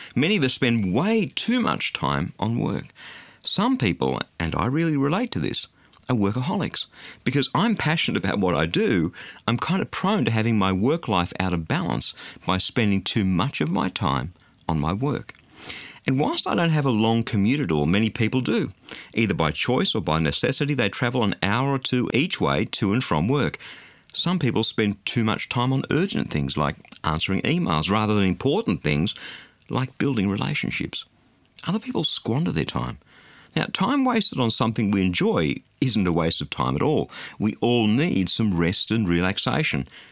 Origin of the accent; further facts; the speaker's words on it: Australia; being an Australian